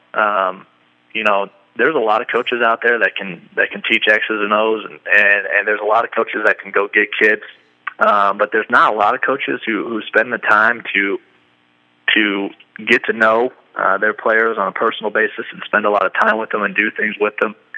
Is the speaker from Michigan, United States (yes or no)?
no; Iowa, United States; we grew up in in Iowa